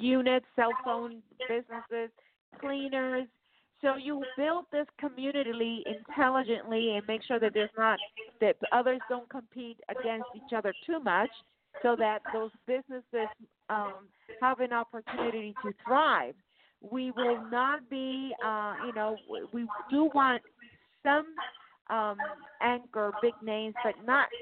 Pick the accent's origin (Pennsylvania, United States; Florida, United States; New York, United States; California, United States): California, United States; San Jose; also born or lived in Torrance / Lancaster; I'm a native of San Jose, California. I was born there. And I lived in Torrance and I lived in Lancaster